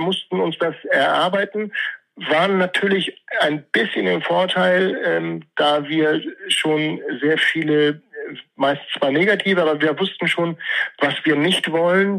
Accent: Hamburg, Germany; ich bin in Bergedorf geboren

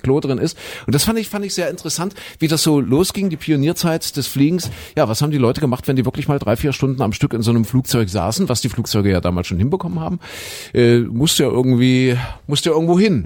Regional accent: GDR, East Germany, Germany; ich bin ja in der DDR groß geworden als Kind noch

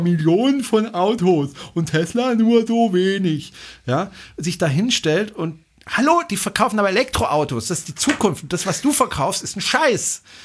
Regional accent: Baden-Württemberg, Germany; hier bei uns in Baden-Württemberg

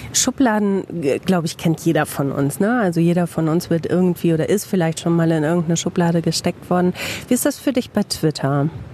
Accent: Bielefeld, North Rhine-Westphalia, Germany; Im echten Leben komme ich aus Bielefeld, arbeite beim Radio.

